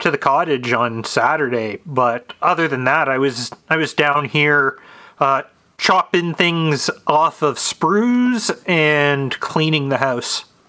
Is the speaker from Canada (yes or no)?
yes; Canada; I'm from Canada